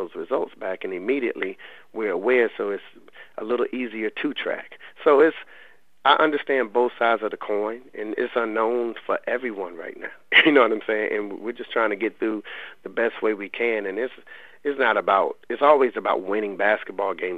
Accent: Raleigh, North Carolina, United States; I'm from the Lane Street Housing Projects in Raleigh. And I lived over half my life in those projects.

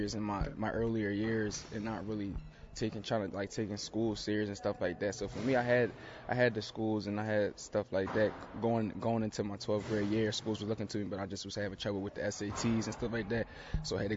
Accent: Philadelphia, Pennsylvania, United States; moved away as an adult; now in Raleigh, United States; growing up in Philly for me, playing basketball

